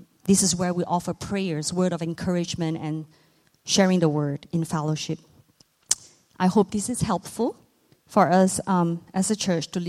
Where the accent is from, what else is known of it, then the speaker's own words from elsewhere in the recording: Malaysia; moved away; I myself was born and raised in Southeast Asia. I'm from Malaysia.